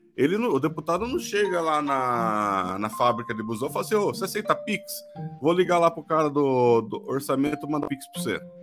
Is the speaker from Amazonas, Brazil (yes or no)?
no; Santa Bárbara d'Oeste, São Paulo, Brazil; accent: caipira; eu, cidadão médio do interior de São Paulo, morador de Santa Bárbara do Oeste